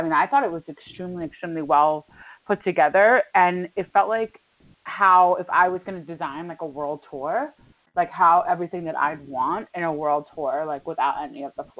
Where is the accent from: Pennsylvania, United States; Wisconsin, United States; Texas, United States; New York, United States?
New York, United States; New York City; I'm not from the Midwest, I'm from New York City